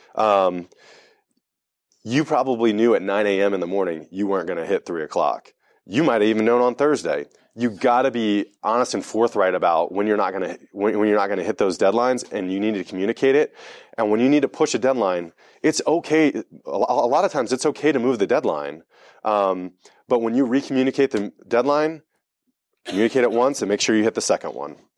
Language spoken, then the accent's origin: English; Delaware, United States; I grew up in Delaware